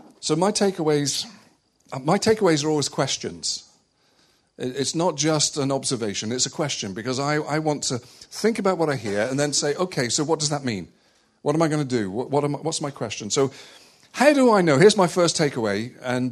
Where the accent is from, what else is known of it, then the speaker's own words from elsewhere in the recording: West Country, South West England, United Kingdom; also born or lived in Malta; I grew up in the West Country